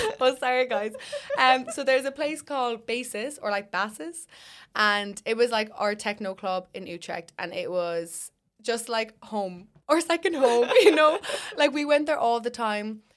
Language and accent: English; Ireland; We were the only Irish people there